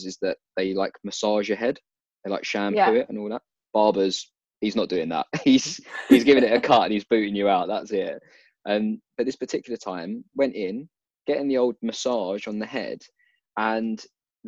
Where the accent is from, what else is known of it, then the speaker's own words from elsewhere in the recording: United Kingdom; We're British